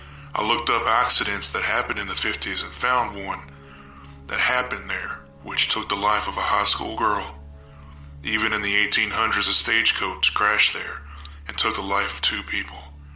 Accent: Goldsboro, North Carolina, United States; I'm from Goldsboro, North Carolina.

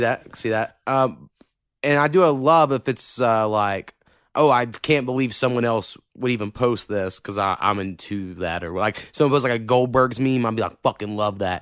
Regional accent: Oklahoma, United States; accent: southern hint, country; I think I have a little bit of a southern hint.

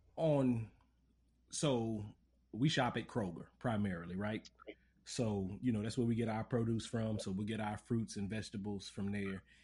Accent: Lafayette, Louisiana, United States; I grew up in Lafayette

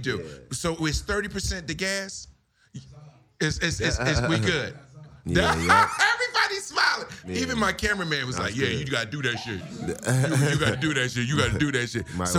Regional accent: Newark, New Jersey, United States; I'm from Newark, New Jersey.

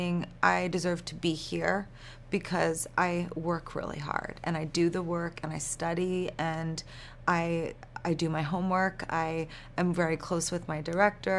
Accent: New York, United States; I'm from New York

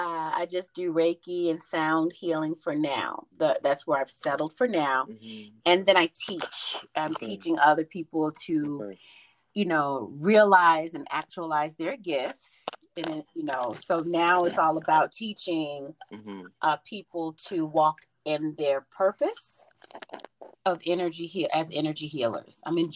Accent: the South, United States; And I was raised in the South, and that's not something we talked about because there was a church on every corner.

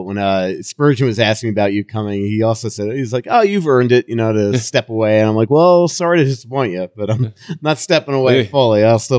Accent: New York, United States; also born or lived in Florida; now in Minnesota, United States; You're from Michigan, I'm from New York

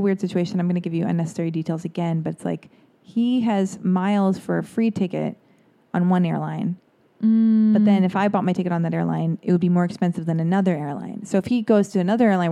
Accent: United States; being American

